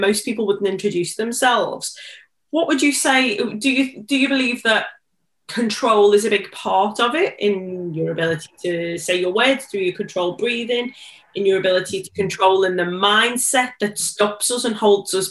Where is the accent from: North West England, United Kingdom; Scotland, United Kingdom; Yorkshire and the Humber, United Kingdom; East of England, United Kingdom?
North West England, United Kingdom; Liverpool; I'm from Liverpool, it's such a Scouse thing to shorten the word.